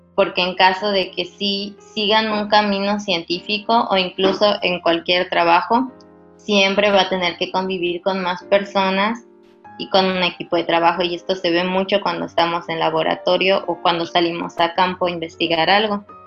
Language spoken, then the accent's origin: Spanish; Mérida, Yucatán, Mexico; moved away; soy originaria de Mérida